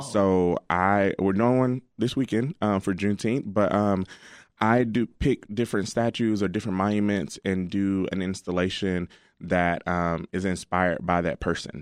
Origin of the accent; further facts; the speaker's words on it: Alabama, United States; now in Chicago, United States; I'm from Alabama, and, um, my dad and mom still